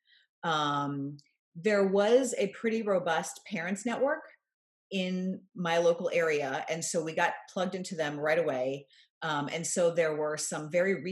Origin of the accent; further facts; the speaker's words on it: right outside of Scranton, Pennsylvania, United States; I'm originally from Pennsylvania. I grew up in a small town. For listeners who remember the TV show The Office, I grew up right outside of Scranton.